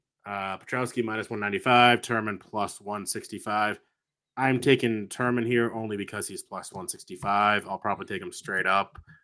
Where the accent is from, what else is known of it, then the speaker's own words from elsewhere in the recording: Boston, Massachusetts, United States; I'm an Irish guy from Boston.